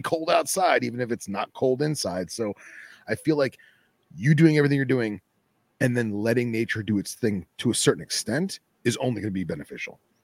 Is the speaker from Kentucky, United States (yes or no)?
no; Boca Raton, Florida, United States; the one I'm going for is in my hometown area, Boca Raton